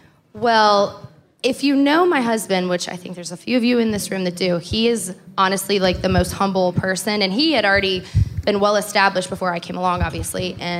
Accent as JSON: {"language": "English", "region": "the South", "country": "United States", "also_born_or_lived": "Los Angeles / Las Vegas", "moved": "as an adult", "said": "I'm from the South."}